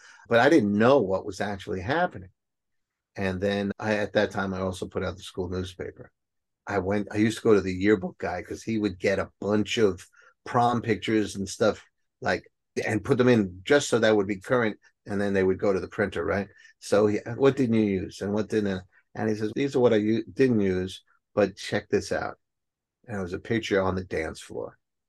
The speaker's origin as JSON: {"language": "English", "town": "Bronx", "region": "New York", "country": "United States", "accent": "Bronx", "said": "My Bronx accent's coming out."}